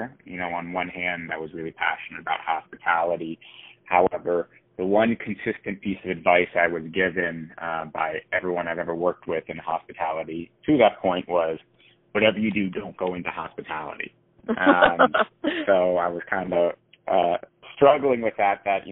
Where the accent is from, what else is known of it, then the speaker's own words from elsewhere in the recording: Miami, Florida, United States; I love growing up in Miami